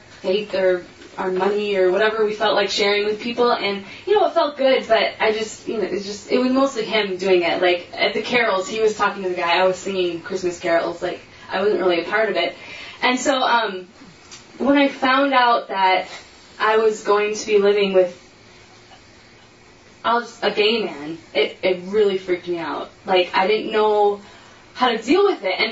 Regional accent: Detroit, Michigan, United States; I'm from Detroit

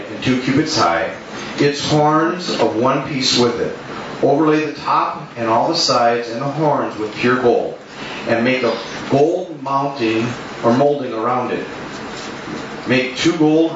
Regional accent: South St. Paul, Minnesota, United States; I grew up in South St. Paul, which is known for stockyards

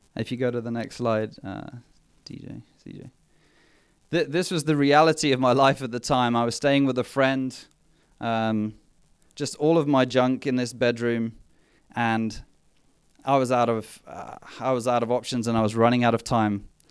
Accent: England, United Kingdom; also born or lived in Mthatha, South Africa / Port Elizabeth, South Africa; We were just, just the two of us growing up in England

